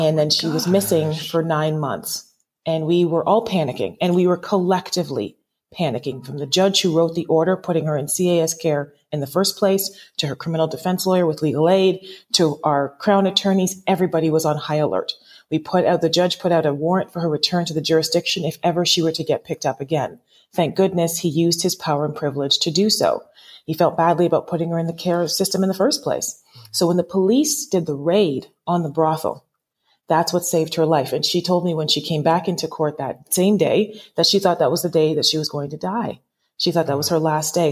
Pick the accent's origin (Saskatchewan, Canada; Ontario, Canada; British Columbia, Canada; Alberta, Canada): Ontario, Canada; Toronto; also born or lived in Lindsay, Ontario; I'm from Toronto, Canada